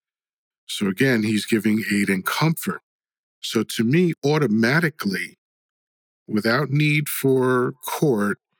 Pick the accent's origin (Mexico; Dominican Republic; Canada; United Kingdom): Dominican Republic; now in United States; I was born in the Dominican Republic.